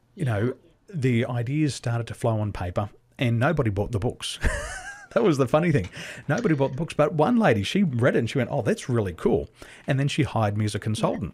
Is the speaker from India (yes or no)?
no; Australia; moved away as an adult; also born or lived in Dubai / Taiwan; being an Aussie, we live on a big island, but we're a small community